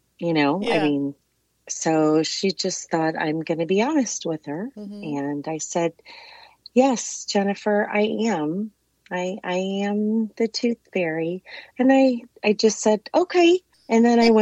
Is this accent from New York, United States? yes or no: no; St. Louis, Missouri, United States; Born and raised in St. Louis